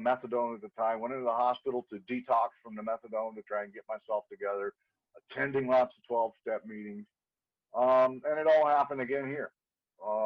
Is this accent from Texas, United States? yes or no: yes; Dallas, Texas, United States; moved away as an adult; now in Hawaii, United States; I grew up in Dallas, Texas